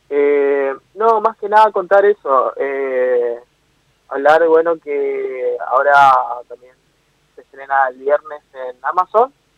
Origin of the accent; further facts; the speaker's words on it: Argentina; me toca como argentino